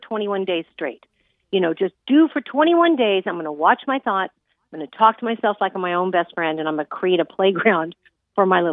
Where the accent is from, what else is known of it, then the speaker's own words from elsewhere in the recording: Los Angeles, California, United States; I'm from Hollywood, California